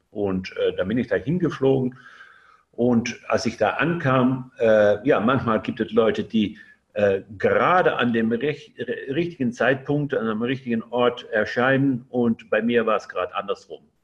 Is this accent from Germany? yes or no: no; Netherlands; German is a second language; ich lebe in Holland und äh, ja, ich, ich, bin, ich bin auch Holländer